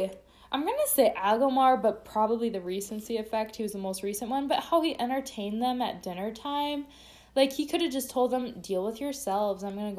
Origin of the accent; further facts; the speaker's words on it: Minnesota, United States; I think I say dragon correctly as a Minnesotan who usually say dragon.